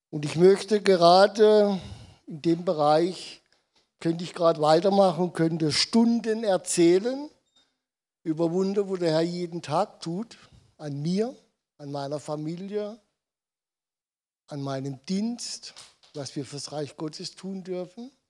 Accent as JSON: {"language": "German", "region": "Odenwald", "country": "Germany", "tie": "born or raised there", "said": "weil ich bin der deutschen Sprache nicht so mächtig, weil ich bin im Odenwald geboren, aufgewachsen und ähm, ich spreche Dialekt."}